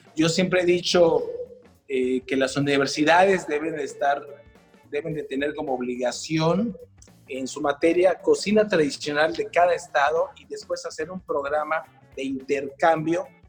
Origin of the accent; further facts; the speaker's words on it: Yucatán, Mexico; como yucatecos es algo que amamos muchísimo desde que nacemos, puesto que lo llevamos en la sangre